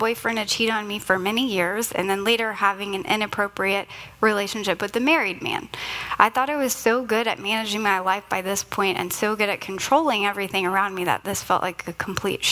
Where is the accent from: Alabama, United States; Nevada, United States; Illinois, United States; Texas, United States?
Texas, United States; Richardson; I was born in Richardson, and I have a sister who's 13 months older than I am